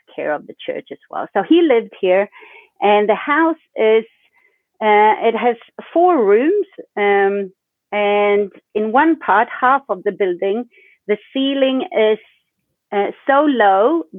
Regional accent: Sweden; I'm from Sweden. I live in Sweden and I live in Stockholm

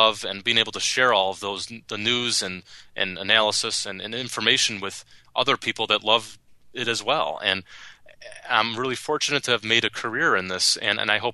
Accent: United States; I was the only American journalist covering this championship full-time

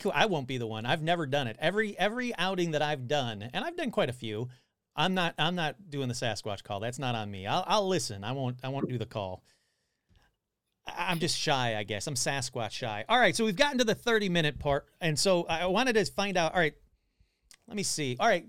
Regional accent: Detroit, Michigan, United States; I'm from the Detroit area, so it wouldn't be that far to go up to Ontario.

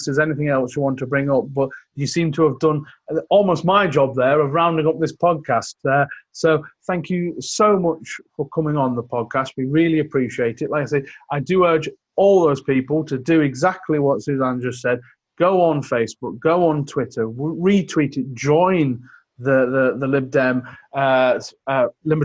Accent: West Cumbria, North West England, United Kingdom; I grew up in West Cumbria

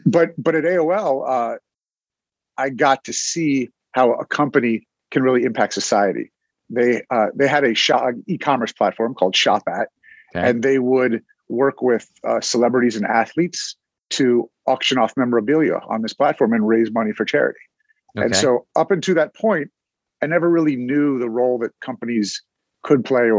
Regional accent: Cincinnati, Ohio, United States; moved away as an adult; now in Philadelphia, United States; So I was born in Cincinnati, Ohio, and grew up there, went to college at Ohio State, where I met my wife. She's from Philadelphia, and that's how I got here.

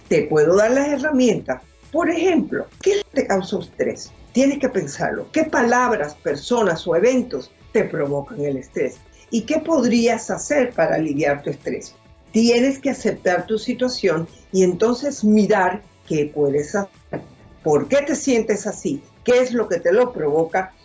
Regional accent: Cuba; yo soy cubana, como te dije anteriormente, y en Cuba es igual

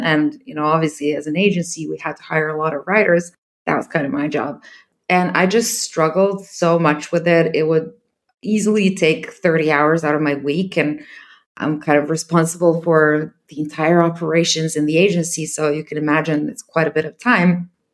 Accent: Serbia; I'm from Serbia. I hire, obviously, in my own country.

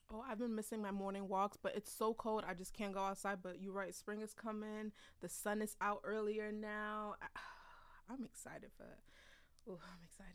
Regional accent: United States; We are Nigerian, born in America, but we were raised with Nigerian parents

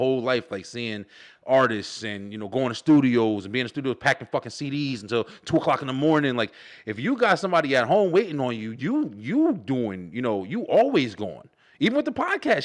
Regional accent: Elizabeth, New Jersey, United States; moved away; born and raised in Jersey, Elizabeth, New Jersey, right by New York

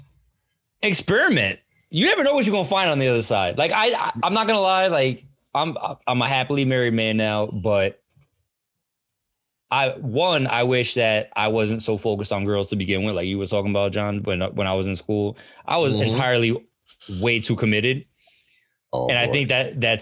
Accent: Monroe, United States; growing up in Monroe

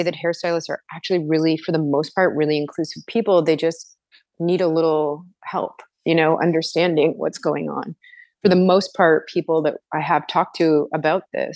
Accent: Toronto, Ontario, Canada; I am from Toronto in Canada, and I am currently working all over the place, but mostly based out of Toronto.

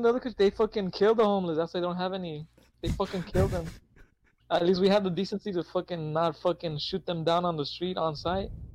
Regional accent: United States; accent: American; because I'm American. I have the American accent

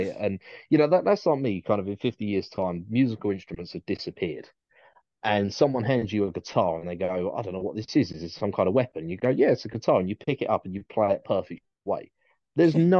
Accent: United Kingdom; as a Brit

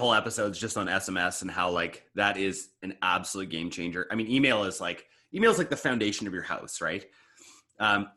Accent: Eastern Canada, Canada; now in British Columbia, Canada; I used to live on that side of the country when I grew up too

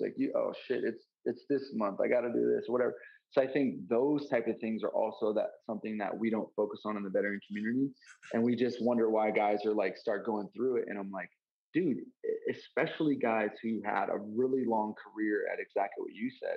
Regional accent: Montana, United States; I grew up in Montana

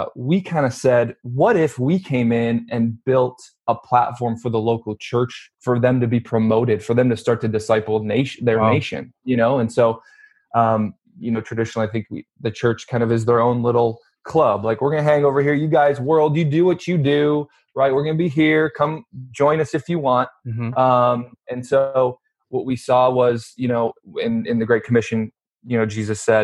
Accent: Wheaton, Illinois, United States; also born or lived in Tulsa, Oklahoma / Detroit area, Michigan; now in Los Angeles, United States; I grew up in Chicago, which kind of western suburbs of Chicago

